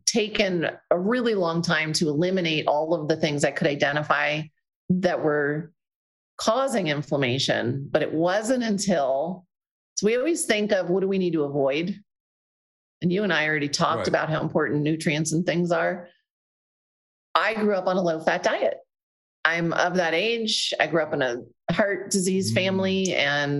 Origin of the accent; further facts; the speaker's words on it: New Jersey, United States; I'm from Jersey